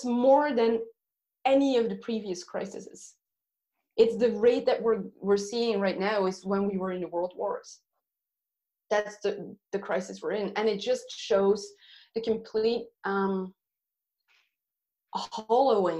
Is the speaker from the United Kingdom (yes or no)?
no; Belgium; moved away; Belgium, my home country